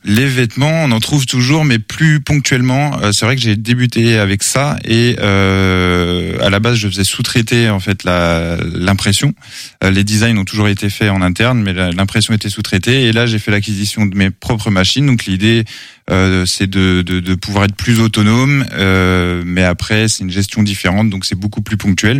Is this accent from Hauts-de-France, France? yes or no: no; Angers, Pays de la Loire, France; natif d'Angers, toujours été sur Angers, enfin j'ai grandi sur Angers